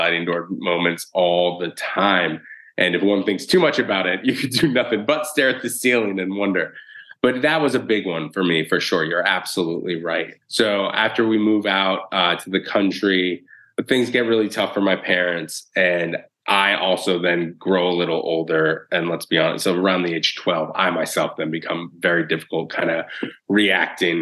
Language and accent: English; Boston, Massachusetts, United States; moved away as an adult; also born or lived in San Francisco; now in New York City, United States; we grew up in inner city Boston